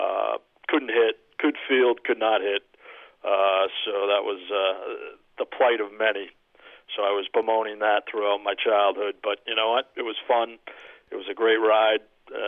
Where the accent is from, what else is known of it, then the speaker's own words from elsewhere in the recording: Weston, Massachusetts, United States; I grew up in Weston, about 20 minutes outside Boston, and you know, it's a typical Boston kid, always lived and died with the Bruins, the Celtics, Patriots, and Red Sox.